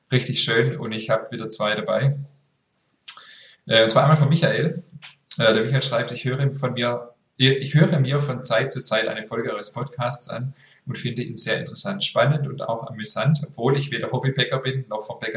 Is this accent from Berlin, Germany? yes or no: yes; Berlin, Germany; now in Düsseldorf, Germany; Aber seht es mir nach, ich bin Berlinerin und lebe inzwischen in Düsseldorf.